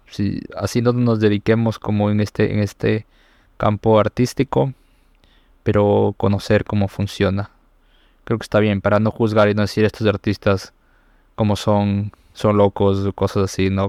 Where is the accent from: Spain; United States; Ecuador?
Ecuador; aquí en mi país